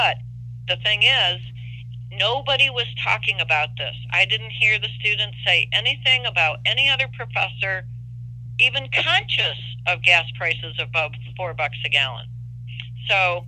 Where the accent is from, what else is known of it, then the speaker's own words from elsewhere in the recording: Detroit, Michigan, United States; I come from Detroit